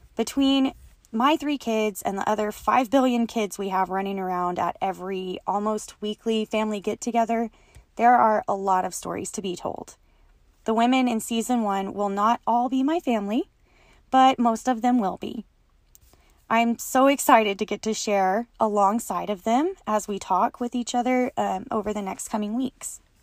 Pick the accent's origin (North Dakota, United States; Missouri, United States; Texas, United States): Texas, United States; West; I was born and raised in West Texas, and I continue to live here with my family